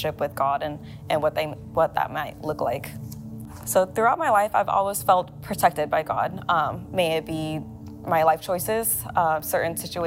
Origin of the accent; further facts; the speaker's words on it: Thailand; moved away; also born or lived in Laos; I was born in Thailand, but my family are from Laos